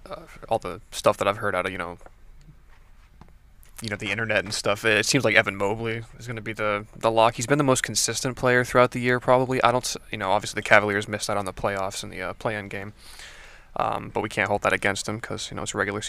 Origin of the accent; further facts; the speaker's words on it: Fort Lauderdale, Florida, United States; I'm not going to say I'm from Miami because then everybody's going to be like, "Why are you putting Fort Lauderdale on your geotag?"